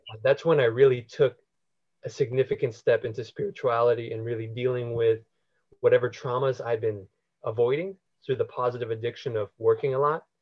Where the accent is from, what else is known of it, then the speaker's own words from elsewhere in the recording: United States; also born or lived in Philippines; I'm Filipino American